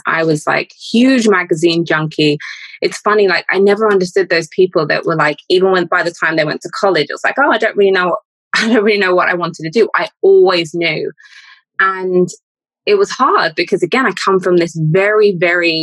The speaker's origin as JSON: {"language": "English", "region": "London", "country": "United Kingdom", "tie": "born or raised there", "said": "I am Londoner born and raised"}